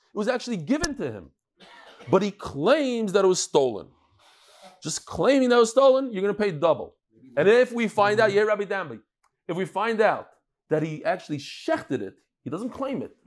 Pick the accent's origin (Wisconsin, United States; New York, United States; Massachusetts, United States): New York, United States; New York City; I grew up in Brooklyn